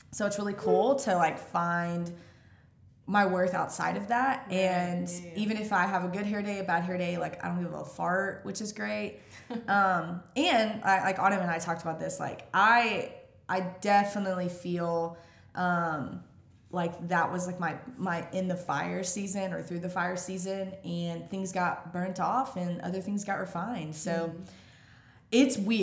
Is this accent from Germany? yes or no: no; Mississippi, United States; I grew up in Mississippi